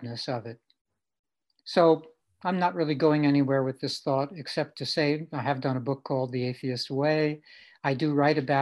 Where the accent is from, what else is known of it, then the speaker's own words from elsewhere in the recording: New York City, New York, United States; when I was growing up in Brooklyn. Grew up with my mom, just the two of us.